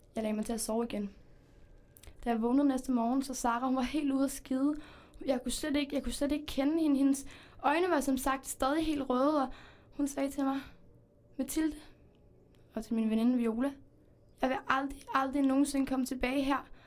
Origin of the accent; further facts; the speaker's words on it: Spain; now in Denmark; Altså, jeg kommer faktisk ikke øh, her fra Danmark. Jeg kommer fra Spanien